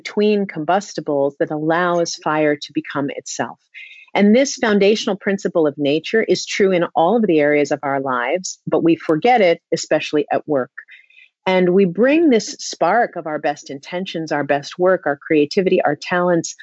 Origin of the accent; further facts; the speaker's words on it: New York City, New York, United States; I grew up in Manhattan.